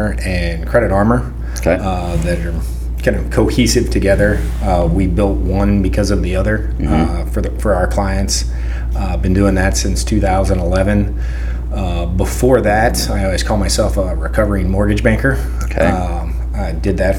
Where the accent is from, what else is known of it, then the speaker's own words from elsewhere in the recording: Freeman, Missouri, United States; moved away as an adult; also born or lived in Butler, Missouri; now in Lee's Summit, United States; Small town. God's country down there in Freeman, Missouri